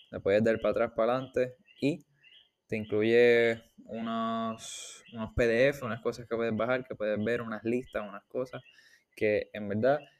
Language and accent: Spanish; Puerto Rico; nosotros mayormente vamos a decir como puertorriqueños